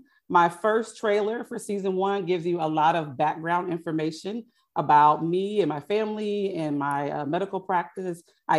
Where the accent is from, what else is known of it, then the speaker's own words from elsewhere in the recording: Houston, Texas, United States; I'm from Houston, Texas